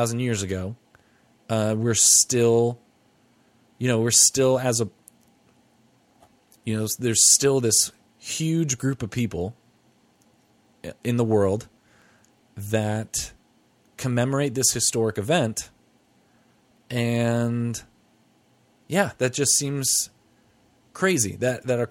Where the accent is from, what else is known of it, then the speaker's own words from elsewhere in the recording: United States; we're from the United States